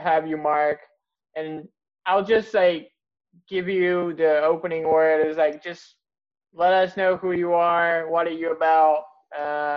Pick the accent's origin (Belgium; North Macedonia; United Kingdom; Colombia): North Macedonia; we're from Macedonia, and Macedonia is not that far.